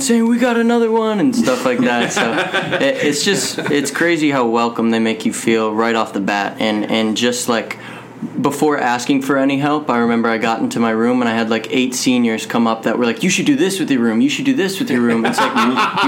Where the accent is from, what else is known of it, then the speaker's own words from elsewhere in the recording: South Bend, Indiana, United States; I'm actually from South Bend. I live about a mile off campus.